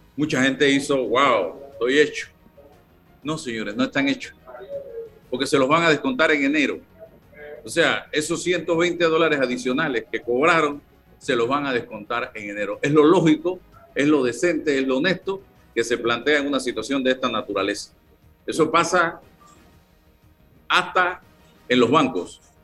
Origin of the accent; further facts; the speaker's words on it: Panama; yo soy panameño